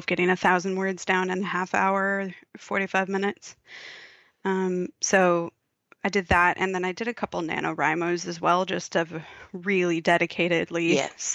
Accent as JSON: {"language": "English", "country": "United States", "moved": "as an adult", "lives_now": "Australia", "said": "If you can't tell from my accent, people, that's where I'm from"}